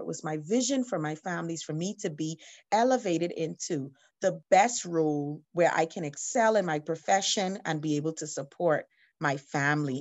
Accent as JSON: {"language": "English", "town": "Atlanta", "region": "Georgia", "country": "United States", "tie": "born or raised there", "moved": "yes", "lives_now": "Bahamas", "said": "I'm from the Bahamas, but part of my education, I grew up in America. I lived in Atlanta, Georgia"}